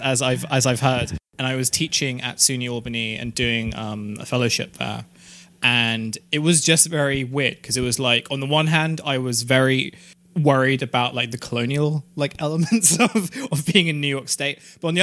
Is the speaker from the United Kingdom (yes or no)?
yes; London, United Kingdom; I come from London